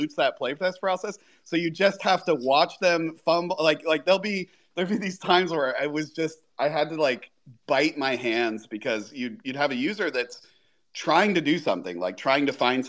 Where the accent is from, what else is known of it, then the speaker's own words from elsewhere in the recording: Florida, United States; I grew up in Florida near Disney World in Miami